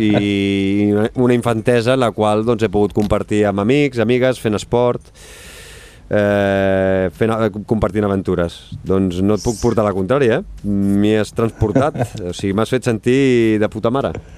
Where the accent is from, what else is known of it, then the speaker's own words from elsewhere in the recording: Badalona, Catalonia, Spain; jo sóc de, de Badalona i vaig estar molts anys jugant a bàsquet